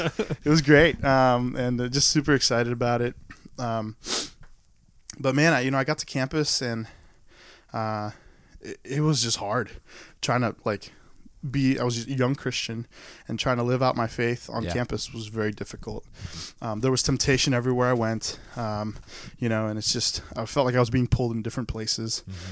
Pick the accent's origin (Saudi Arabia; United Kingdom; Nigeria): Saudi Arabia; also born or lived in Maryland, United States; now in United States; Growing up in Saudi Arabia, there are no churches. There are no Bibles. So everything I knew about God or Jesus was through my mother. And then after 9/11, we ended up moving back to Maryland.